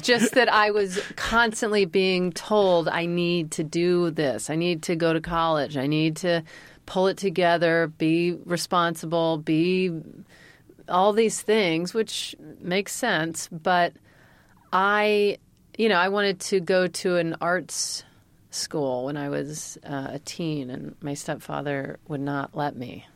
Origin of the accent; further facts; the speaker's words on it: Mississippi, United States; moved away as an adult; now in California, United States; I'm from Mississippi